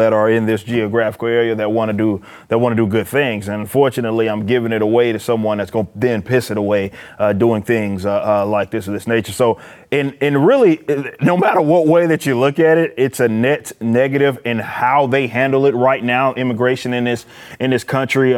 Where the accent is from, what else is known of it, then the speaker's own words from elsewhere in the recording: Dallas, Texas, United States; I'm from South Dallas